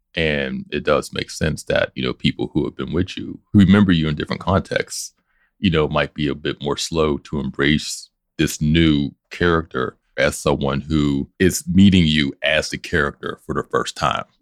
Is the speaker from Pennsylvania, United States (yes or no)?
yes; Pittsburgh, Pennsylvania, United States; Pittsburgh, our own language, our own accent, our own references